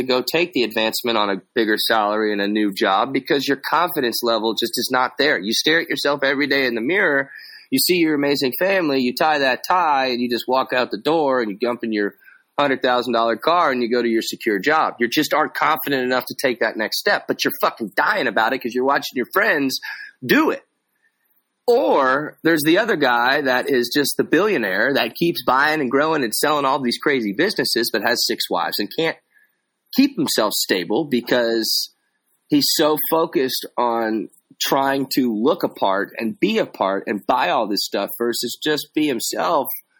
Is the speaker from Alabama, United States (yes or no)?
no; Texas, United States; that's how I was raised down here in Texas